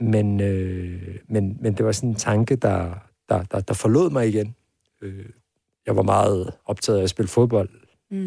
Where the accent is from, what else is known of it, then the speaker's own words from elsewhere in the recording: Hvidovre, Capital Region of Denmark, Denmark; jeg voksede op ude i Avedre Stationsby